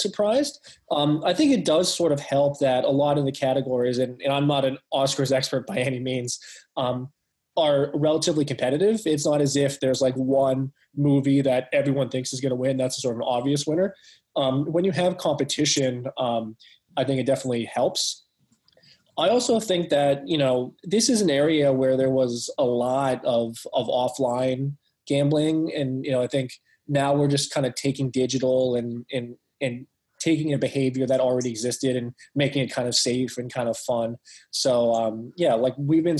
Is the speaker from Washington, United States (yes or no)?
no; Pittsburgh, Pennsylvania, United States; I was born and raised in Pittsburgh